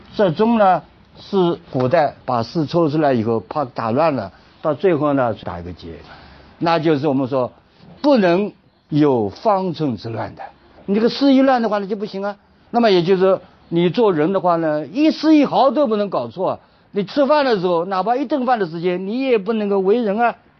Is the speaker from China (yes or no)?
yes; China; 就像我们中国人常常讲的，人要三立。